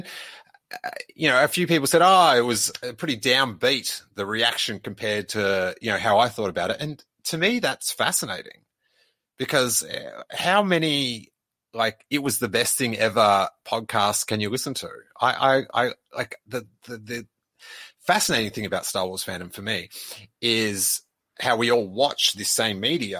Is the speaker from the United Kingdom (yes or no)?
yes; Bristol, South West England, United Kingdom; who was from my hometown of Bristol